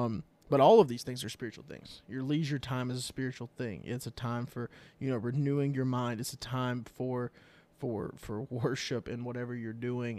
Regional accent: United States; as American Christians

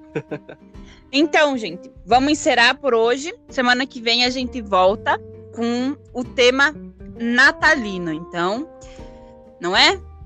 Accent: Concórdia, Santa Catarina, Brazil; born or raised there; also born or lived in Catuípe, Rio Grande do Sul

